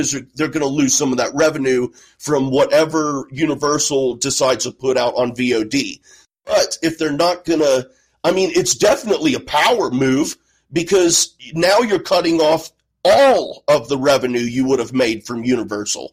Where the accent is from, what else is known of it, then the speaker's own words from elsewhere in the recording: Midwest, United States; I'm from the Midwest